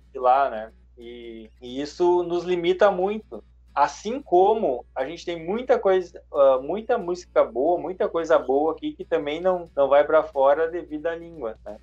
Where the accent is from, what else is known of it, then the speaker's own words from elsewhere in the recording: Brazil; first language Portuguese; also born or lived in Canada; eu sou brasileiro, tenho um sotaque bem forte